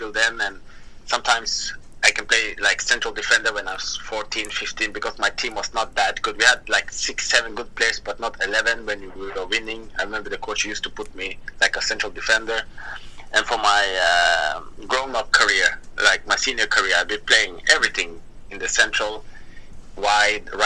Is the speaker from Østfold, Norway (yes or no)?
yes; Moss, Østfold, Norway; I grew up in Moss.